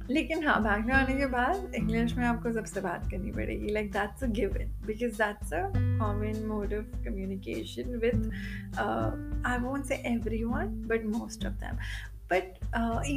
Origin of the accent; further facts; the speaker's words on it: Delhi, India; मैं मैं दिल्ली से हूँ और दिल्ली में भी नॉर्थ दिल्ली जहाँ पे नौ बजे के बाद तो मुझको रिक्शा विक्शा भी नहीं मिला करता था